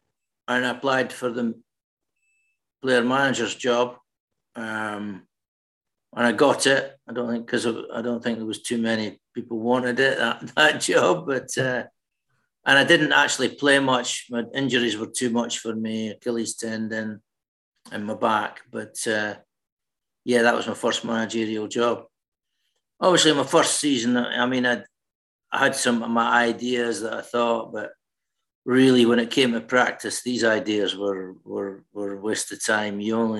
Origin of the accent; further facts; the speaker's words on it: Dundee, Scotland, United Kingdom; moved away as an adult; I mean, I was totally in awe when I came from Dundee to Spurs.